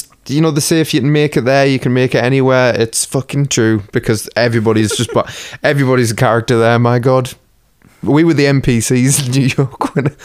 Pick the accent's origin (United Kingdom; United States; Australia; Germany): United Kingdom; England; we're English